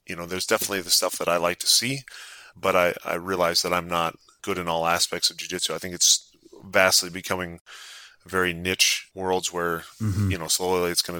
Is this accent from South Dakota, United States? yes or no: yes; South Dakota, United States; growing up in South Dakota